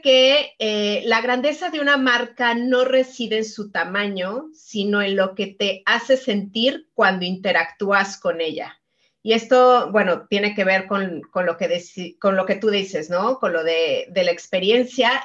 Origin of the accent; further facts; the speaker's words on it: Mexico; yo soy mexicana